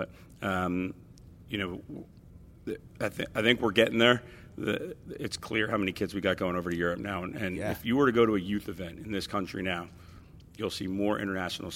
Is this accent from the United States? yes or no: yes; East Windsor, New Jersey, United States; growing up in a place like New Jersey